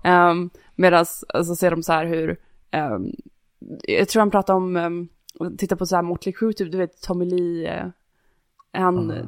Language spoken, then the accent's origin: Swedish; Varberg, Halland County, Sweden; moved away; Varberg där jag kommer ifrån